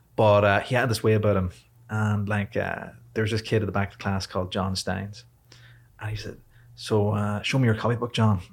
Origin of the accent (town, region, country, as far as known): Ireland; born or raised there; also born or lived in Washington, D.C., United States